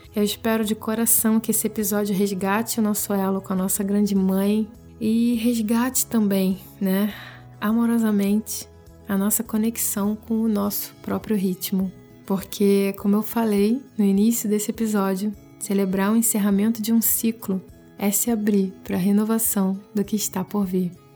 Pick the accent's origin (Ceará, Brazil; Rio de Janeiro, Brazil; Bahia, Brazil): Rio de Janeiro, Brazil; moved away as an adult; Eu saí da minha cidade natal, fui morar em outro estado e com isso eu tive que aprender a desapegar de tudo aquilo que já era sagrado, já estava sacralizado na minha vida lá no Rio